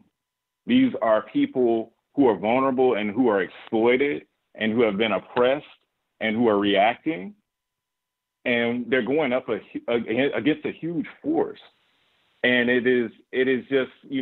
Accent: Alabama, United States; I'm from Alabama. I grew up in the midst of that.

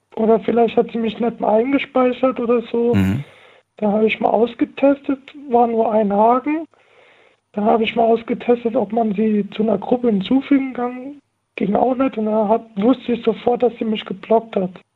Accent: Heidelberg, Baden-Württemberg, Germany; ich bin 20 und ich komme aus Heidelberg

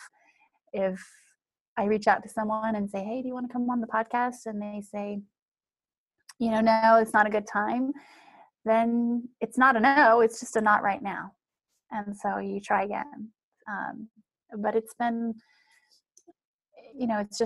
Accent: Wyoming, United States; moved away; I'm from Wyoming. I grew up in small town Wyoming

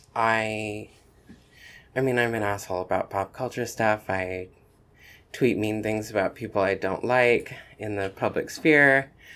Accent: Asheville, North Carolina, United States; also born or lived in Chapel Hill, North Carolina; then we moved to Asheville, North Carolina, um, in the mountains. And, um, and I was there for all of, uh, for all of primary school.

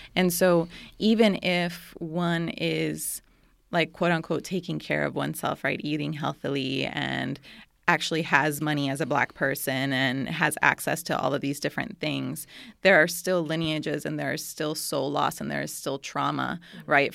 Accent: Costa Rica; I was born and raised in Monterrey de Costa Rica, which is a small town on the top of a mountain in, in Costa Rica.

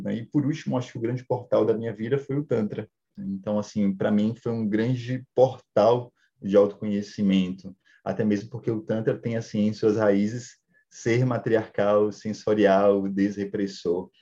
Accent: Salvador, Bahia, Brazil; eu sou da periferia de Salvador, é, porém, uma criação muito machista

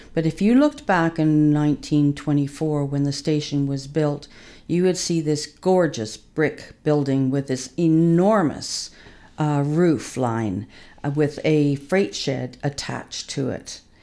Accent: Winnipeg, Manitoba, Canada; also born or lived in Regina, Saskatchewan; now in Huntsville, Canada; I was born in Regina and basically grew up most of my life in Winnipeg

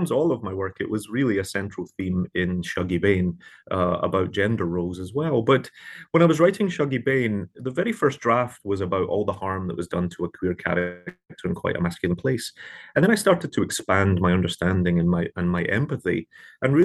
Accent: Glasgow, Scotland, United Kingdom; moved away as an adult; now in New York, United States; when I was a young man growing up in Glasgow

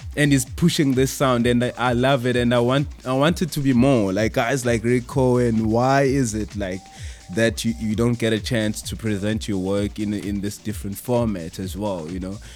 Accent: Pretoria, Gauteng, South Africa; I'm from Pretoria actually, not in Joburg

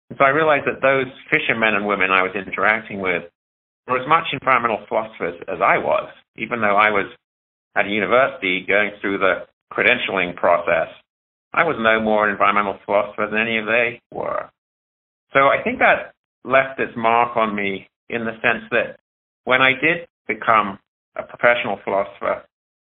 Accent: United Kingdom; moved away as an adult; now in Missoula, United States; back in the UK, where I learned my original philosophies of wildlife and animals

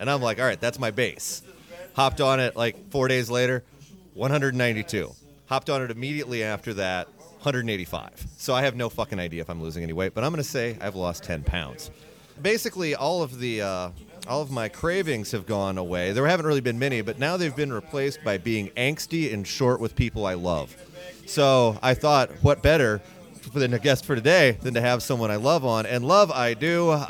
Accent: Indiana, United States; moved away; I'm from Indiana. Sometimes the y'alls drop in.

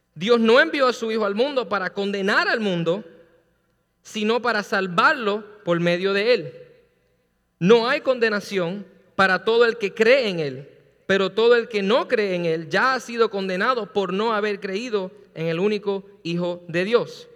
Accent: Puerto Rico; yo soy boricua

